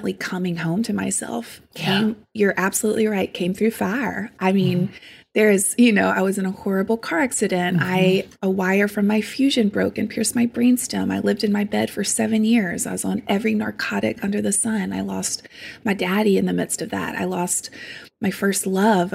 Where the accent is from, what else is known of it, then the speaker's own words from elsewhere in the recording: St. Francisville, Louisiana, United States; I grew up in South Louisiana. It's called St. Francisville. It's tiny. I grew up on a farm in the middle of nowhere